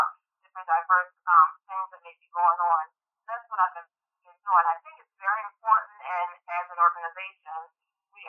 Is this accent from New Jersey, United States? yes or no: yes; Camden, New Jersey, United States; I'm originally from Camden, New Jersey, inner city